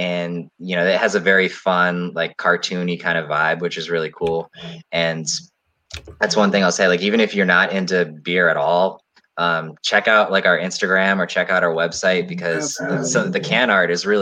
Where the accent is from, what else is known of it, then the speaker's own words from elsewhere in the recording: Maryland, United States; we're all born and raised in Maryland